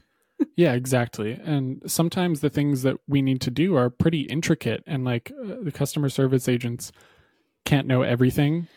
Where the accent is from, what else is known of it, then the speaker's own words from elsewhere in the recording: New Hampshire, United States; where I grew up in New Hampshire